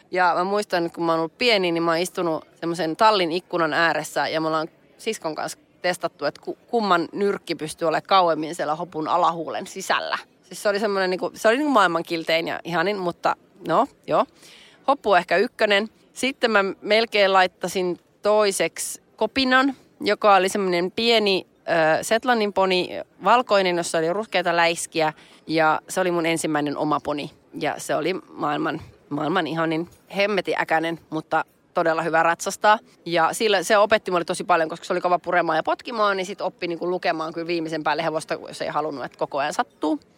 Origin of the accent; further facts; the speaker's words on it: Nurmes, North Karelia, Finland; mä oon Nurmeksasta, me ollaan molemmat pikkukaup- naapuripitäjien tyttöjä